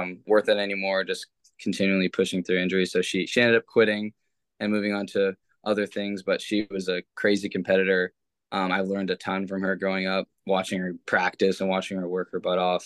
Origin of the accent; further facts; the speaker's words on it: Los Gatos, California, United States; also born or lived in Morgan Hill, California / Stanford, California; So I grew up in California. First off, Morgan Hill until I was around 10 or 11 years old. Then I moved to Los Gatos and then went to middle school and high school there.